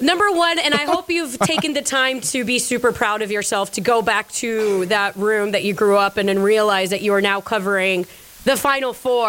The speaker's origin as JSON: {"language": "English", "town": "Orlando", "region": "Florida", "country": "United States", "said": "I'm from Orlando."}